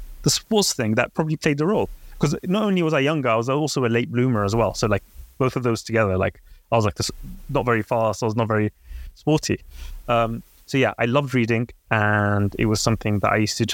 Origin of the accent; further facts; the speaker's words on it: London, United Kingdom; also born or lived in Baghdad, Iraq; I came to the UK when I was 3 years old